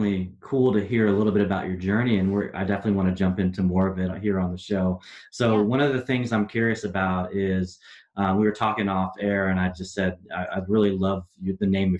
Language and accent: English; Portland, Oregon, United States; I grew up in Portland